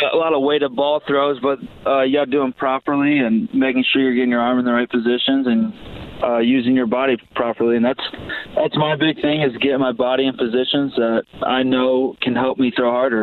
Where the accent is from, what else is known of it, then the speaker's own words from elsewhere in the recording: Toledo, Ohio, United States; growing up in Toledo area